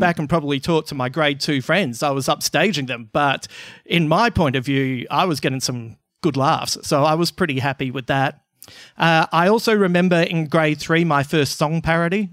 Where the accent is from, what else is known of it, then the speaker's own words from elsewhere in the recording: Adelaide, South Australia, Australia; I'm originally from Adelaide